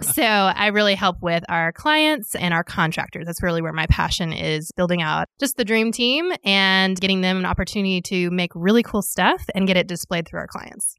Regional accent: Little Rock, Arkansas, United States; moved away as an adult; now in Northwest Arkansas, United States; I grew up in Little Rock and then moved in college and stayed.

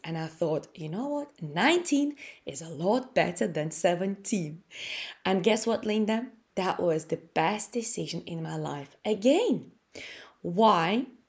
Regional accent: Latvia; English is a second language; moved away as an adult; now in United Kingdom; I came from Latvia. I, I'm Russian. uh, who was born in Latvia.

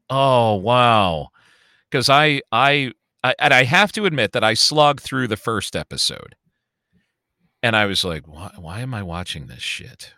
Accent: Chicago, Illinois, United States; accent: Chicago; moved away; I am also born and raised in Chicago. I'm, I was born on the South Side, moved to the North Side, Chicagoan through and through

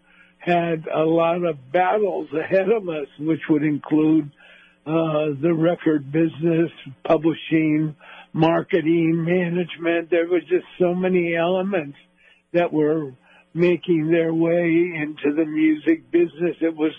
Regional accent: Los Angeles, California, United States; we grew up in the South Bay of Los Angeles.

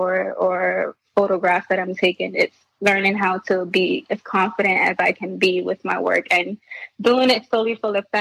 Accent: New York City, New York, United States; growing up in the Bronx

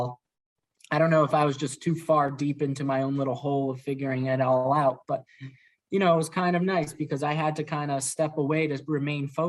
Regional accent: Worcester, Massachusetts, United States; I grew up in Worcester, so giving back to the community is very personal to me

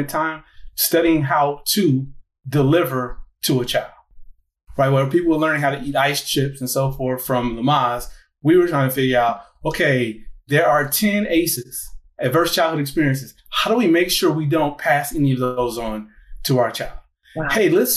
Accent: Gary, Indiana, United States; I'm originally from Gary, Indiana

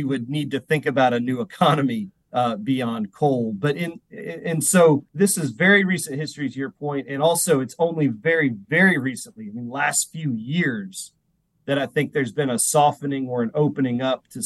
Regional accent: Huntington, West Virginia, United States; I grew up in the Huntington, West Virginia area near Marshall University, where my parents taught

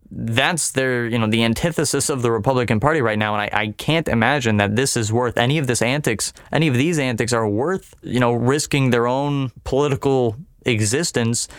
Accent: United States; as the American people

